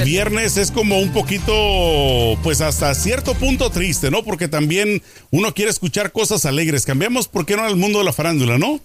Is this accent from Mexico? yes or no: yes; Mexico; now in United States; como mexicano